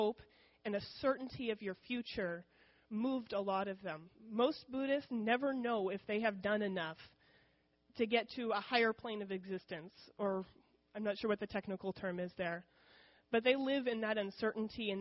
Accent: United States; first language English; I am very experienced in speaking English. The benefits of growing up in America

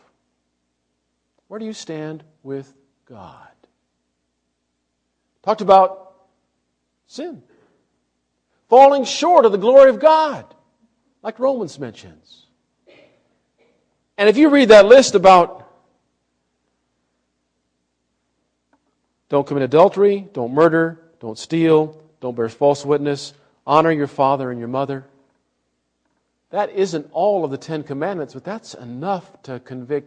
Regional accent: Illinois, United States; The church that I grew up in Illinois, when I was a young man in church, was mostly farmers.

